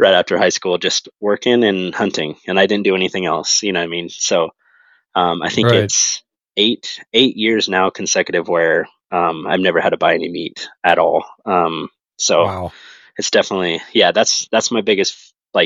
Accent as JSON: {"language": "English", "region": "Western Oregon", "country": "United States", "tie": "born or raised there", "moved": "yes", "said": "I'm from Western Oregon. So grew up hunting Roosevelts and Blacktails"}